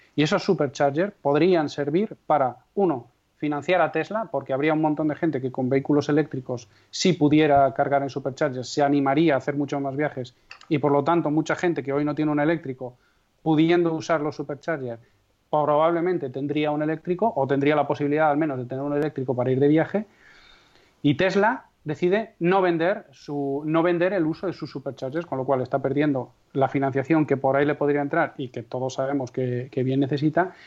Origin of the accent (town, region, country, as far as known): Castrejón de Trabancos, Castile and León, Spain; born or raised there